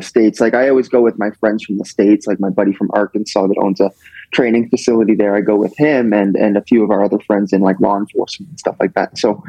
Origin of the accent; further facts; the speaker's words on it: Canada; I'm from Canada